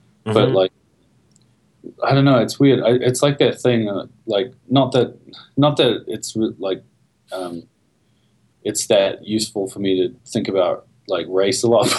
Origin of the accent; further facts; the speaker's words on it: New Zealand; now in United States; whenever I go back to New Zealand